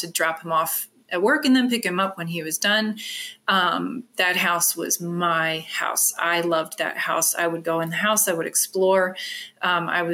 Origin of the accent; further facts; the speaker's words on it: Bel Air, Maryland, United States; moved away; I grew up in Bel Air, Maryland